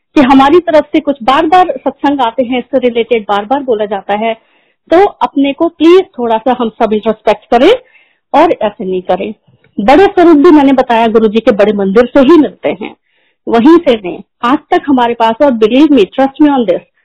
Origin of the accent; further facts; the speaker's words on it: Prayagraj, Uttar Pradesh, India; moved away; also born or lived in Delhi / United Kingdom / Gurgaon; मैं और मेरे अंकल हम दोनों अलाहाबाद से हैं